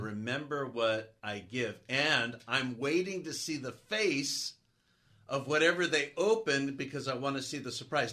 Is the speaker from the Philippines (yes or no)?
no; San Gabriel area, California, United States; also born or lived in Oregon / North Carolina; I grew up in the San Gabriel area. having moved down from Oregon when I was young, and getting to be back in the area where I grew up